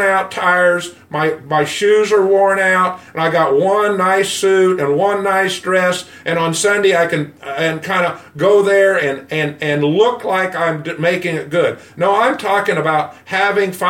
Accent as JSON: {"language": "English", "country": "United States", "said": "I'm white and from America"}